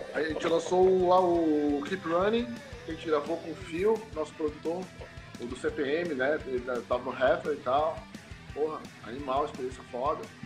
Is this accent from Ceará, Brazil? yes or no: no; Belém, Pará, Brazil; moved away; eu nasci em Belém do Pará, tá ligado? Eu sou lá do Norte